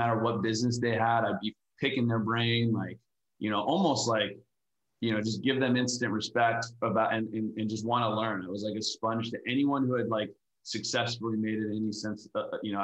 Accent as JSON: {"language": "English", "town": "Valencia", "region": "California", "country": "United States", "said": "Valencia, which is just an hour outside"}